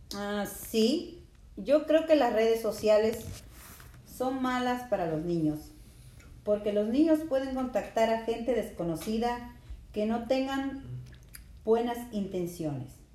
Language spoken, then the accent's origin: Spanish; Lima, Peru; Yo nací en Lima, Perú